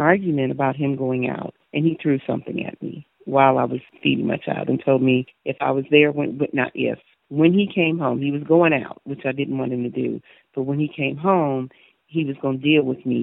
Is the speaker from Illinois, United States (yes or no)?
yes; Chicago, Illinois, United States; moved away as an adult; now in Knoxville, United States; I'm originally from Chicago, Illinois. Lived there for 47 years. I relocated down to Knoxville about 5 years ago this January.